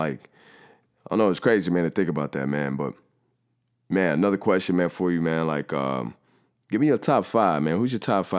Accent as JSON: {"language": "English", "region": "Ohio", "country": "United States", "tie": "born or raised there", "said": "I think about me growing up in Five Oaks and like, you know, boarded up houses and people not having jobs and stuff like that."}